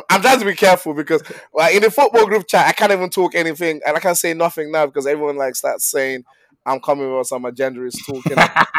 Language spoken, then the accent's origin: English; Nigeria; I'm a Nigerian.